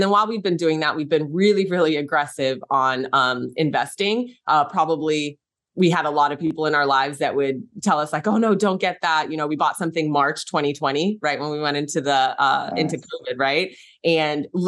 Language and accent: English; San Francisco Bay Area, California, United States; I'm from San Francisco Bay Area